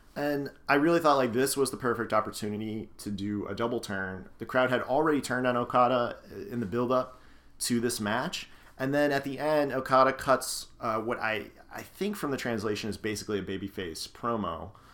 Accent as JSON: {"language": "English", "town": "Scranton", "region": "Pennsylvania", "country": "United States", "tie": "born or raised there", "said": "I grew up in Scranton, Pennsylvania, in the Northeast"}